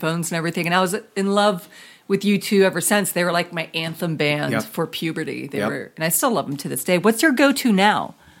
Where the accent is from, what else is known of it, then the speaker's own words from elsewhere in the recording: the South, United States; I'm from the South